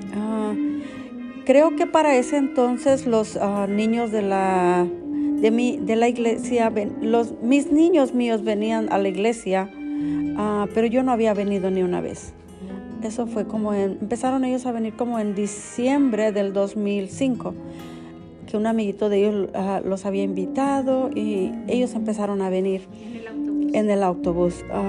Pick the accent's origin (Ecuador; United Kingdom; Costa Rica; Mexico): Mexico; Veracruz; now in United States; yo fui, yo soy de Veracruz